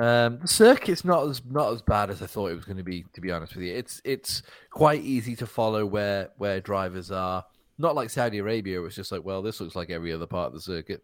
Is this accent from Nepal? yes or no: no; United Kingdom; as a British person